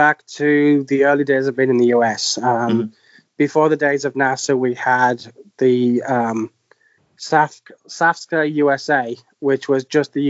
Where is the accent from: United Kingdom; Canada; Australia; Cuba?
United Kingdom; Sunderland, North East England; moved away as an adult; also born or lived in Easington / Fence Houses; now in New Jersey, United States; I was born in Easington, raised in Peatley, and then Sunderland, and then the wilds of fence houses before I left the area.